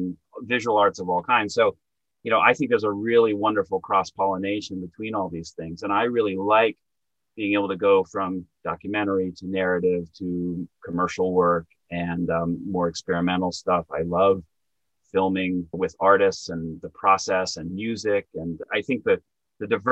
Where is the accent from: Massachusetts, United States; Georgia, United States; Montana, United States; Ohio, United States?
Montana, United States; now in New York, United States; where I grew up in Montana, 9, 10, 11-year-old kids want to play Little League baseball